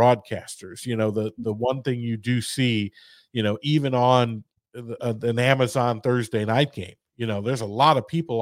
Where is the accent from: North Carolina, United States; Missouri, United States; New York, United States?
Missouri, United States; St. Louis; I'm from St. Louis